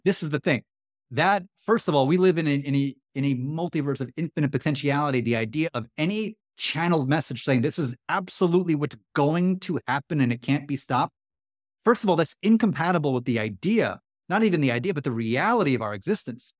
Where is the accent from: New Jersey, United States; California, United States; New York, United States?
New York, United States; New York City; I grew up in Queens, New York.